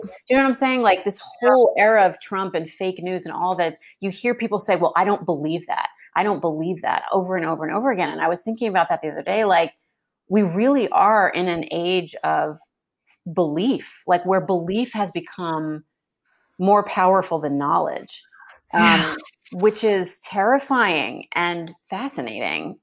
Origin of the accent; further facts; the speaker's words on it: United States; moved away as an adult; also born or lived in New York / New Jersey / Brooklyn; now in Houston, United States; growing up in New, New York and New Jersey